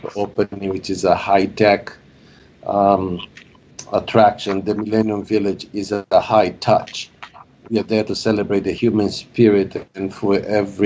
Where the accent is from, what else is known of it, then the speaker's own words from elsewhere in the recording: Brazil; now in United States; I'm originally from Brazil